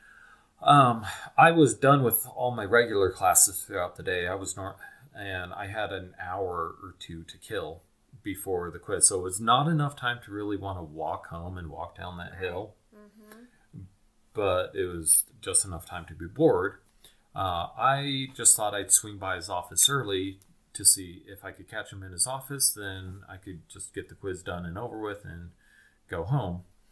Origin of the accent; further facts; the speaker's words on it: Wisconsin, United States; moved away; also born or lived in Logan, Utah / Utah; I spent the first half of my life in Wisconsin. And then later the family moved back to Utah